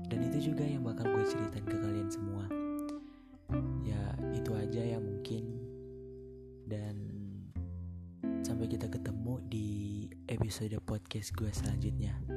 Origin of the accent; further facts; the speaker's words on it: Kawangkoan, North Sulawesi, Indonesia; Lebihan gue asal Sulawesi Utara khususnya di Kawangkoan jadi kalau kalian gak tau Kawangkoan gue cuma bilang itu dekat Manado sih